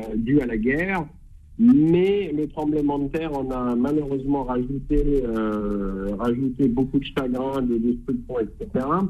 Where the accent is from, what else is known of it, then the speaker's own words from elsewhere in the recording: France; notre devoir en tant que Français